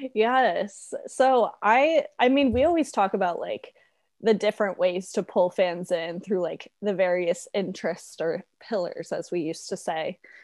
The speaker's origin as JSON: {"language": "English", "country": "United States", "said": "our stupid little American brains"}